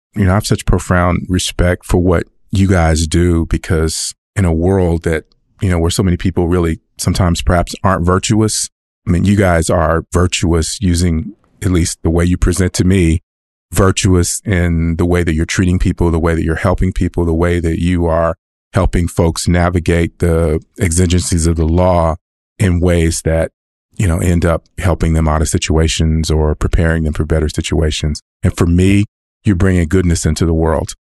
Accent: California, United States; moved away as an adult; also born or lived in Los Angeles; now in Texas, United States; I'm not a Texan. I am a Californian

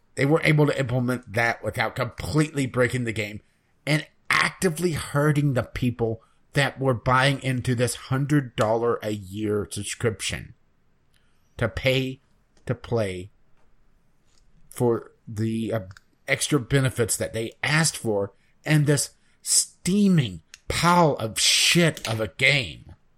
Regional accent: West Virginia, United States; my home state

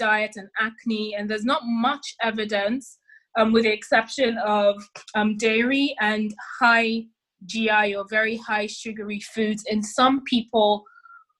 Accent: Nigeria; also born or lived in London; now in United Kingdom; I'm Nigerian

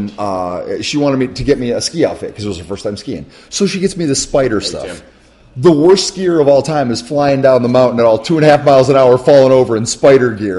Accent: Michigan, United States; now in Los Angeles, United States; I'm from Michigan, and Michigan is flat as a board

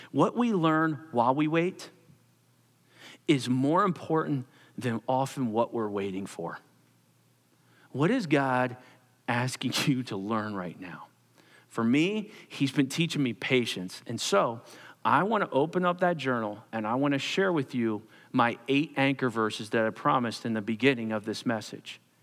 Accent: Perkasie, Pennsylvania, United States; I grew up in Percasee on Ninth Street and, uh, lived in a row home

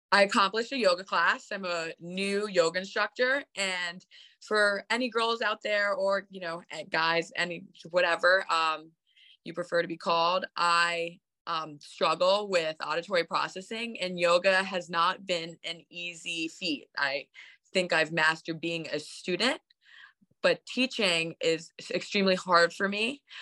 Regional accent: Bedford, New York, United States; I'm in from Bedford, New York, which is like a small horse town right outside New York City

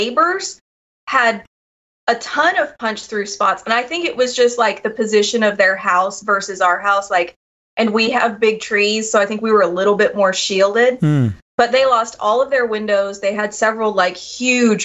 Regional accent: Oklahoma, United States; I'm from Oklahoma originally

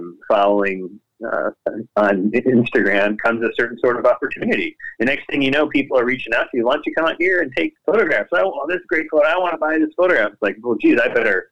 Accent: Indiana, United States; where I was born in Indiana

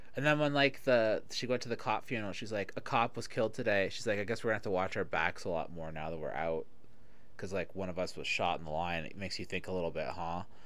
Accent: Toronto, Ontario, Canada; moved away; I grew up in Toronto. So that was the time period that I grew up there. Uh, I left Toronto in, like, at the end of 94, 95.

